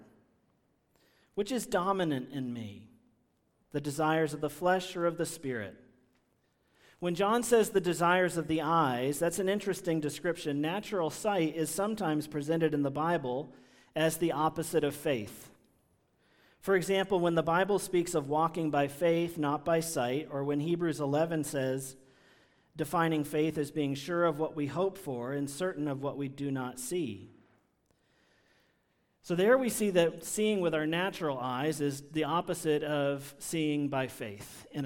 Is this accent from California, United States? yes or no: no; Washington, District of Columbia, United States; I grew up in Washington, D.C.